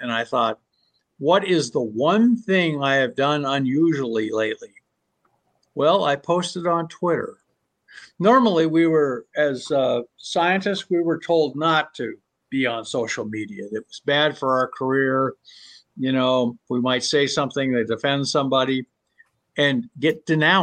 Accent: Southern Oregon, United States; I grew up in Southern Oregon

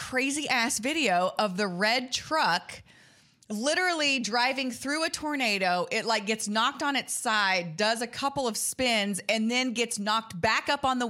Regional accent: West Texas, United States; also born or lived in Plainview, Texas / Lubbock, Texas; now in Dallas, United States; Like I'm from fucking West Texas. Like I'm from Plainview and Lubbock. Like those are like the windiest places on the planet.

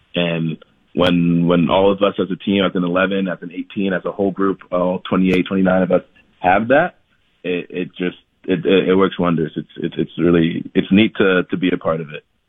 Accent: Columbus, Ohio, United States; moved away as an adult; also born or lived in Lansing, Michigan / Ithaca, New York; now in Salt Lake City, United States; at around eight or nine is when I then moved to Columbus, Ohio

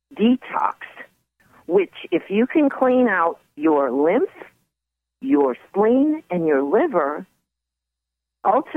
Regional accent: East Coast, United States; now in California, United States; I grew up on the East Coast

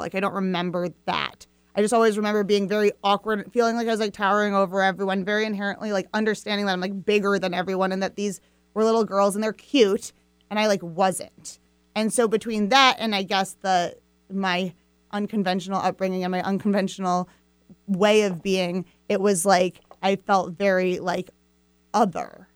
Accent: Fairfield, Iowa, United States; I was born in Fairfield, Iowa, um, which is this small town in southeast Iowa

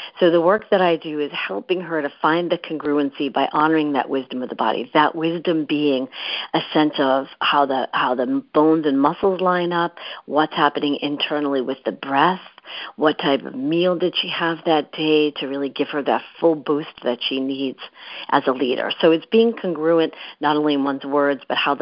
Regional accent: Boston, Massachusetts, United States; moved away as an adult; also born or lived in San Francisco; now in New York City, United States; I grew up in the Massachusetts area, in the Boston area

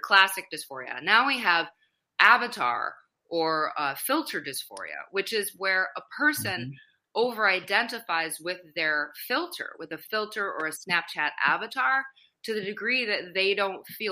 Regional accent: Madison, Wisconsin, United States; I grew up in the Midwest, so I'm originally from Madison, Wisconsin

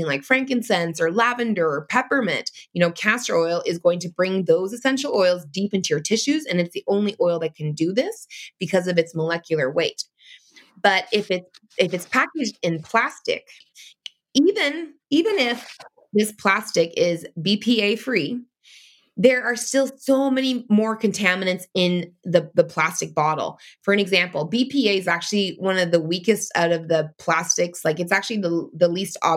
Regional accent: Canada; in Canada, it's different because I'm Canadian

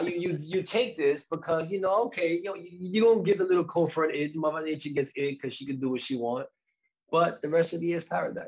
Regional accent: New York City, New York, United States; moved away; I'm from the Bronx, so I know it.

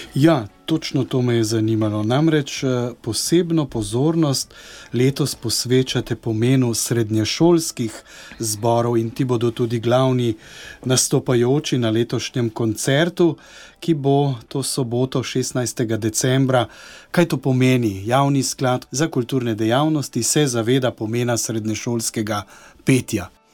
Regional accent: Slovenia; smo Slovenci znani kot pevski narod

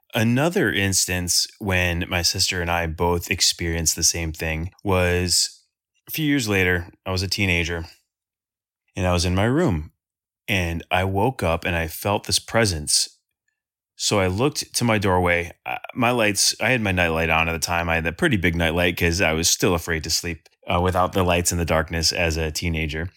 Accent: Sterling Heights, Michigan, United States; am from Sterling Heights, Michigan. It's about twenty, thirty minutes north of Detroit

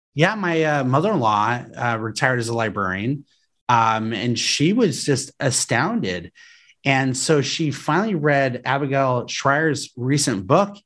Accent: Aurora, Colorado, United States; I grew up in Aurora, Colorado, outside Denver

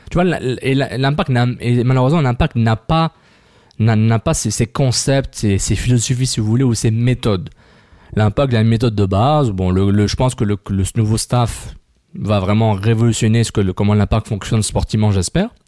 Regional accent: Montreal, Quebec, Canada; Moi, je suis un Montréalais

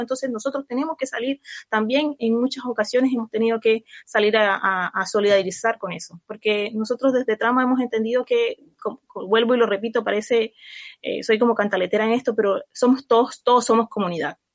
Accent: Colombia; now in Chile; yo soy de Colombia

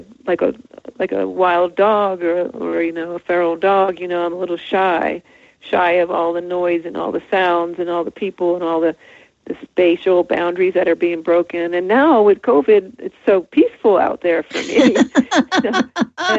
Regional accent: New Jersey, United States; moved away; I was from New Jersey

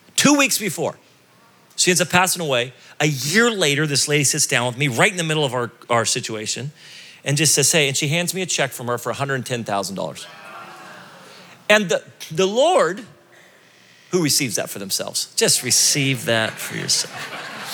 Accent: United States; as an American

